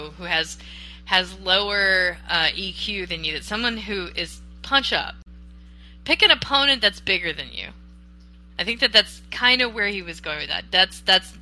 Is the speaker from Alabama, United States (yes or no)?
no; Florida, United States; moved away; also born or lived in East Coast; I was raised in part in Florida